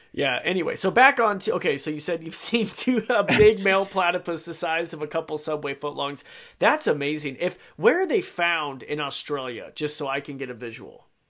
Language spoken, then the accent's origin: English; Idaho, United States; I grew up in Idaho